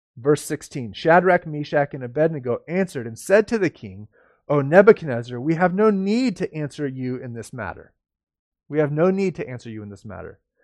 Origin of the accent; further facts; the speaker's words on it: United States; I'm an American and I love living in America